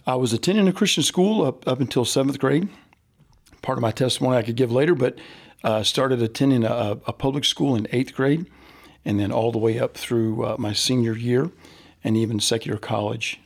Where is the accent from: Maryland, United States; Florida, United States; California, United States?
Florida, United States; Central; I grew up in Central Florida